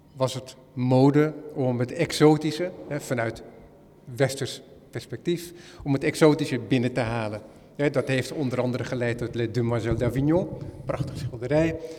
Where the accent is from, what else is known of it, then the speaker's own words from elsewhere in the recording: Netherlands; als Hollander